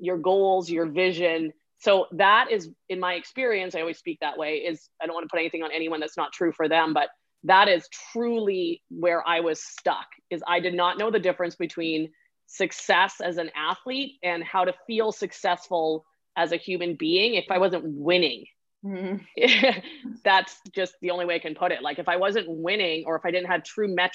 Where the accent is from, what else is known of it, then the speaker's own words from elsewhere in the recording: Vancouver Island, British Columbia, Canada; I'm from Vancouver Island. So we would ski at my home hill, which I love endlessly, is Mount Washington on the island